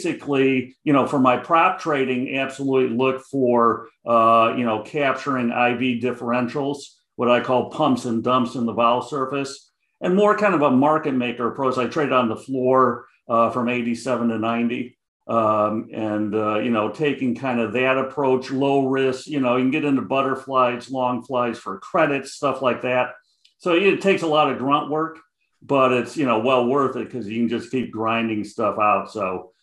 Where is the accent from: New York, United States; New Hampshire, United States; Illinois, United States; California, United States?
Illinois, United States; Chicago; accent: Chicago; I got the Chicago accent heavy